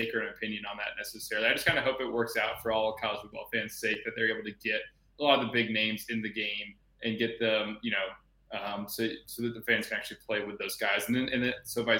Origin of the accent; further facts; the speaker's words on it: Atlanta, Georgia, United States; moved away; I grew up in Atlanta and went to Georgia myself